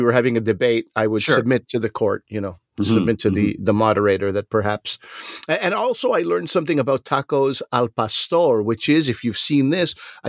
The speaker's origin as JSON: {"language": "English", "town": "Montreal", "region": "Quebec", "country": "Canada", "tie": "born or raised there", "said": "growing up in Montreal, lots of Greeks, lots of gyros."}